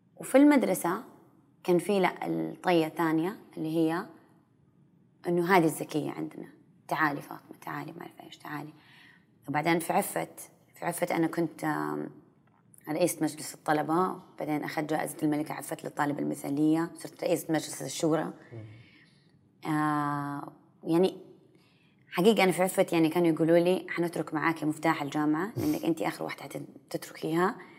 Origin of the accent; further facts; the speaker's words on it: Saudi Arabia; كثير مننا كسعوديين